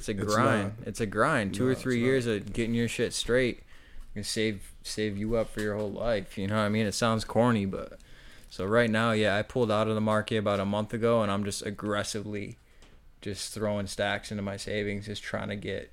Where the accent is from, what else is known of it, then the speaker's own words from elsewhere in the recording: Central Square, New York, United States; I grew up north of Syracuse, a little out in the country